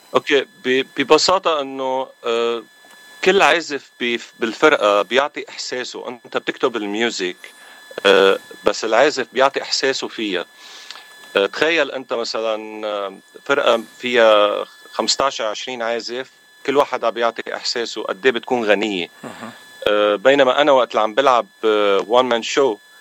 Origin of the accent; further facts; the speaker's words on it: Aleppo, Aleppo Governorate, Syria; also born or lived in Lebanon; now in Los Angeles, United States; انا من حلب من سوريا